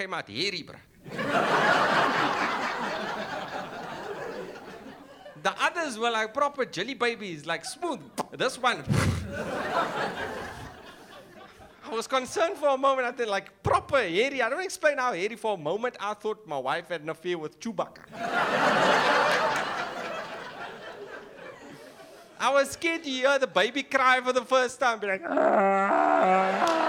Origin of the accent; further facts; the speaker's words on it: Cape Town, Western Cape, South Africa; accent: influenced by Afrikaans; first language English; I'm from Cape Town